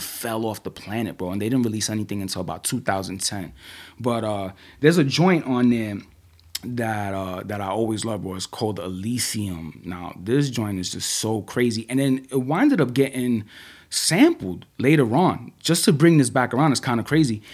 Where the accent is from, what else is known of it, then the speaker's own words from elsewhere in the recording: New York City, New York, United States; I grew up in the Bronx in the eighties